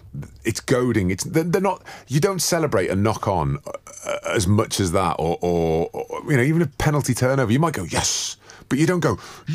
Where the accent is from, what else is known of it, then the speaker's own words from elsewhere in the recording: Welsh, Wales, United Kingdom; I'm Welsh.